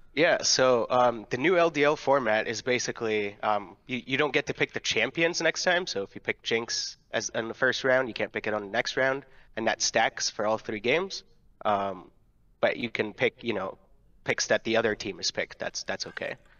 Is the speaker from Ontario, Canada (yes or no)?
yes; Ontario, Canada; I'm from Ontario as well